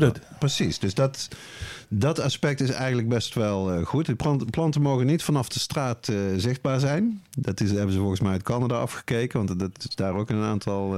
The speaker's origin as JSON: {"language": "Dutch", "country": "Netherlands", "said": "ik dan als Nederlander"}